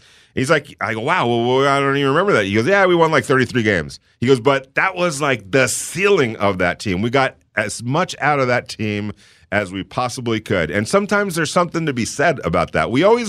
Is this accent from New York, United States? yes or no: yes; New York, United States; But man, there's something to be said about, yeah, I'm from New York.